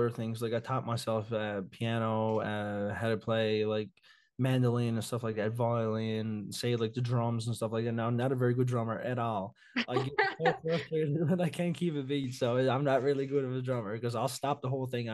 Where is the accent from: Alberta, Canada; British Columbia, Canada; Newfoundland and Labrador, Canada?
Newfoundland and Labrador, Canada; Victoria; I'm from Victoria, Newfoundland.